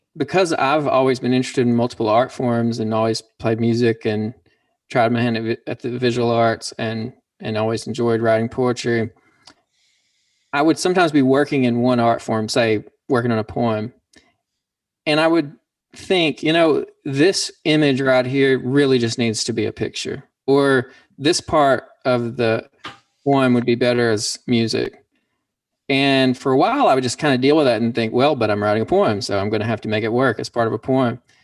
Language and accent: English; Pumpkin Bend, Arkansas, United States; now in Dallas, United States; I'm a poet from Pumpkin Bend, Arkansas, and I'm also a musician and now live in Dallas, Texas